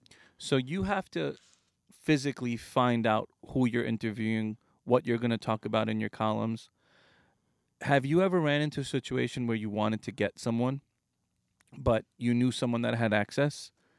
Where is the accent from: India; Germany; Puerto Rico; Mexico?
India; I'm the Indian ….